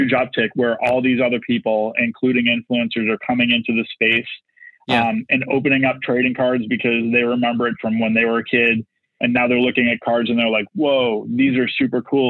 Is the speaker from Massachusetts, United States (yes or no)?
yes; Boston, Massachusetts, United States; I'm from Boston